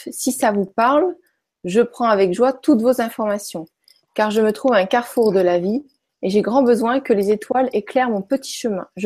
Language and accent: French; Pontarlier, Bourgogne-Franche-Comté, France; born there; Je suis née à Pontarlier.